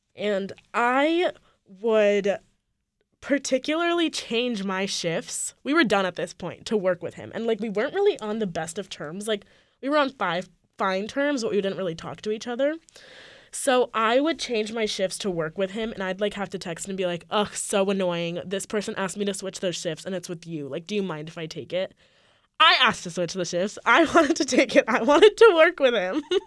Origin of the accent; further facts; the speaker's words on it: California, United States; moved away as an adult; I am from California